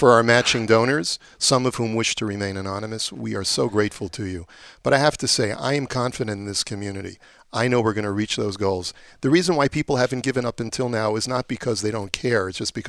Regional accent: Baltimore, Maryland, United States; now in Toronto, Canada; I remember growing up in Baltimore, that's what we had.

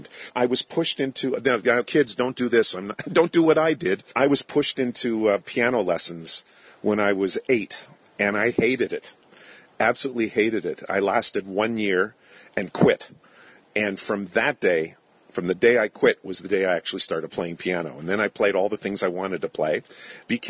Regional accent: Edmonton, Alberta, Canada; moved away as an adult; also born or lived in Israel; I grew up in Western Canada in a huge Jewish center, Edmonton, Alberta, Canada

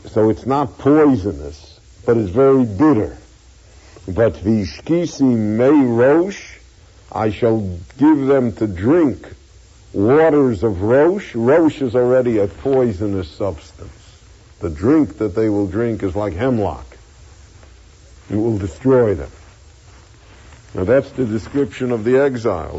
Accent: United States; we all feel we're American. We're all citizens. We're you know we're Americans again.

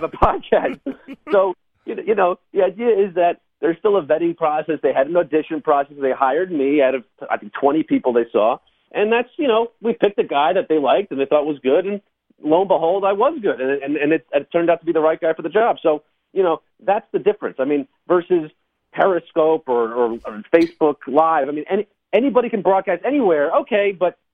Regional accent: Harrison, New York, United States; I grew up in Westchester County, and JCCH was my synagogue, Jewish Community Center of Harrison

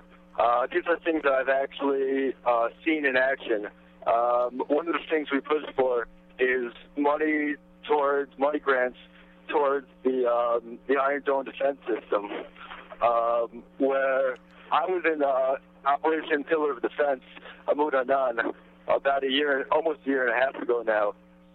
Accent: New York City, New York, United States; also born or lived in Jerusalem; I'm from Queens originally

